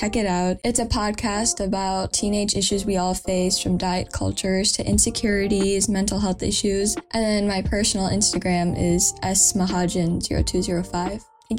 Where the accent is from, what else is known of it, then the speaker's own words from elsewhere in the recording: Chicago, Illinois, United States; my parents were from India, and then they got married and they moved here, settled in Chicago. That is where I was born. So technically I am just like, I'm not an Indian citizen. I am just from Chicago. But my parents are from India, so I am like Indian and I'm also American.